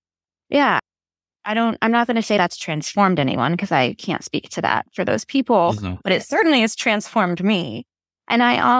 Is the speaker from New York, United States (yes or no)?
no; Texas, United States; And I'm from Texas.